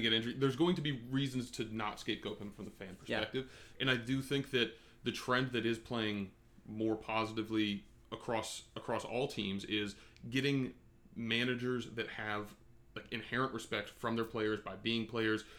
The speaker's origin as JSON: {"language": "English", "country": "United States", "said": "as an American"}